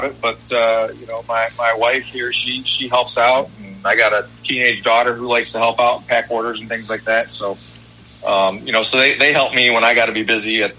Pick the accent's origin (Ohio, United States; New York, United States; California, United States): Ohio, United States; Toledo; I am in northwest Ohio. Toledo is my hometown, and I'm just outside of that a few minutes